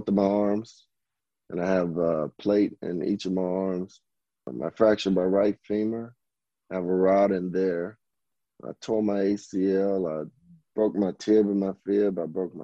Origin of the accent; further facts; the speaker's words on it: Arkansas, United States; moved away; I grew up in Arkansas in a small town called Durmont.